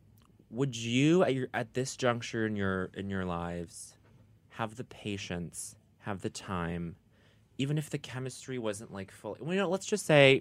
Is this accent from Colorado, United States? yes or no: yes; Denver, Colorado, United States; Yes, yes, yes. It was the skier-swimmer hybrid.